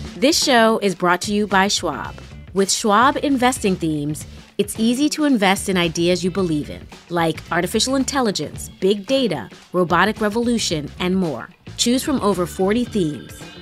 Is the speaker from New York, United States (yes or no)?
yes; New York City, New York, United States; I live in my hometown, New York City